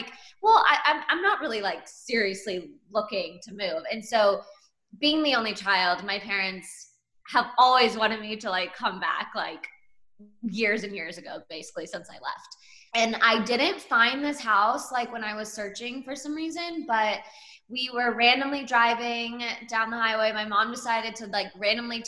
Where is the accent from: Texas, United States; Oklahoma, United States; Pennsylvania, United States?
Texas, United States; Plano; also born or lived in New York / Los Angeles; I always knew and kind of wanted to end up back in Dallas because it is my hometown. I grew up here.